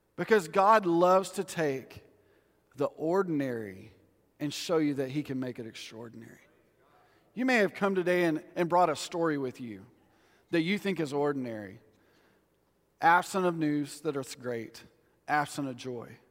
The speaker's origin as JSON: {"language": "English", "region": "West Texas", "country": "United States", "said": "we're from West Texas"}